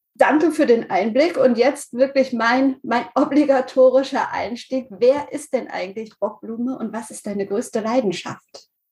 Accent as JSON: {"language": "German", "town": "Lüdenscheid", "region": "North Rhine-Westphalia", "country": "Germany", "said": "ich komme nämlich aus Lüdenscheid"}